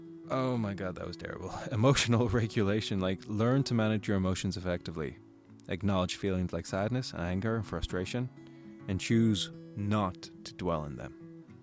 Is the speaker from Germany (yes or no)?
no; Ireland; accent: American; I have such a thick American accent and I'm from Ireland and I'm making all these Irish videos.